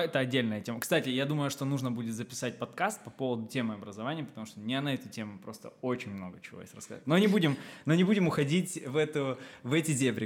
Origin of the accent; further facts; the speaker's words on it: Kharkiv, Kharkiv Oblast, Ukraine; moved away as an adult; now in Dubai, United Arab Emirates; проживя 23 года в э, Украине, я из Харькова